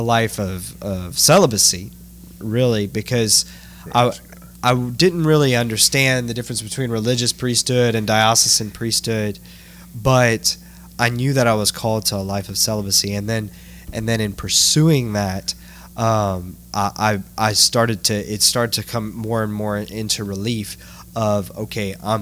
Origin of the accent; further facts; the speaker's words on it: Lafayette, Louisiana, United States; I grew up in Lafayette, Louisiana. My family's from Kaplan